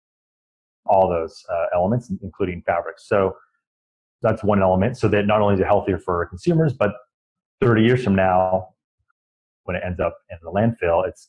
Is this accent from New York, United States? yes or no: no; east of Sacramento, California, United States; Growing up sort of east of Sacramento, we grew up on just the foothills towards Lake Tahoe